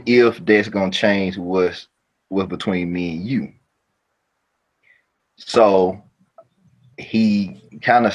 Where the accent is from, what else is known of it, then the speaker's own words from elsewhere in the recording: New Orleans, Louisiana, United States; moved away as an adult; also born or lived in Baton Rouge, Louisiana / Jackson; I'm from Louisiana, born in Baton Rouge. We stayed in New Orleans